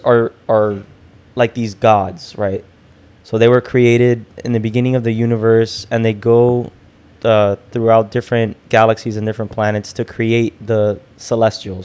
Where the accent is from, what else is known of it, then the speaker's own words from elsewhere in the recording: Hialeah, Florida, United States; going to the public library in Hialeah.